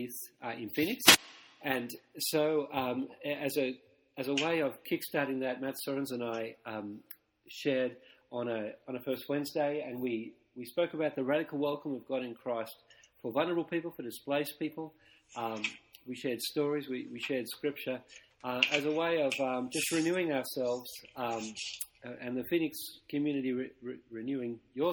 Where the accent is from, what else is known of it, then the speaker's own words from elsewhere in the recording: Australia; now in Vancouver, Canada; I'm an Aussie. That's where I'm from. So I'm from the sun. I grew up wrestling crocodiles